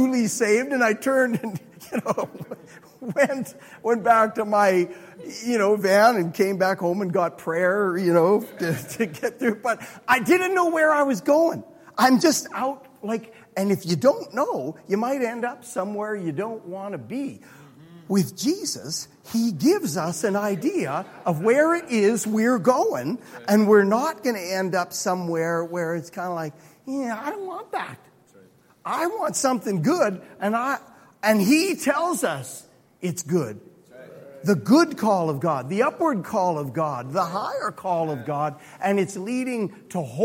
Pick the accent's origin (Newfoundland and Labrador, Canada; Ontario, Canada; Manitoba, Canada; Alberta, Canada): Alberta, Canada; I'm from Alberta